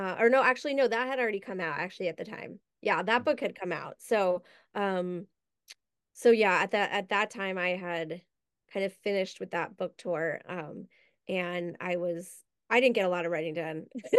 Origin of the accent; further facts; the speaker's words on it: New York, United States; I grew up right outside New York. I never knew it existed.